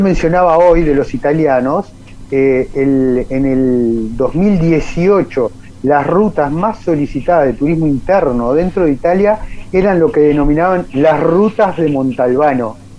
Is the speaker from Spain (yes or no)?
no; Uruguay; lo que nosotros estamos acostumbrados a consumir en Uruguay